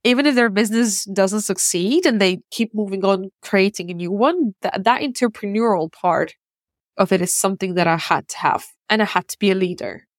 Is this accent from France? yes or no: no; Russia; also born or lived in Ukraine / United States / Czech Republic; now in United Kingdom; I was born in Ukraine and I grew up in Russia. I lived in America, Czech Republic, and now I live in the U K.